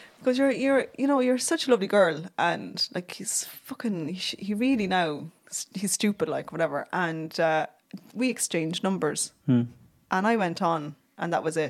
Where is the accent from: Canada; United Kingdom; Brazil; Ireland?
Ireland; I'm from Clonan and Camaros.